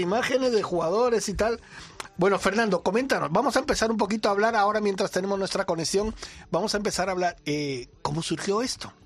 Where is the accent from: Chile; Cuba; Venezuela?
Cuba; now in Spain; En mi tierra, en Cuba